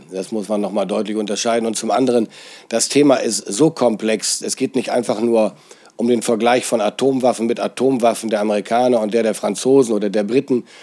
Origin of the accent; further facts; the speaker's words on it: Lower Saxony, Germany; Es gibt in Niedersachsen, ich bin ja Niedersachse, den schönen Spruch